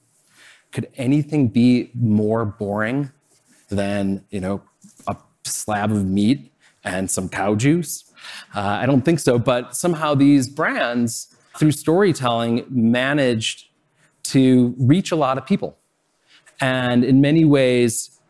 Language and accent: English; Chicago, Illinois, United States; I grew up in Chicago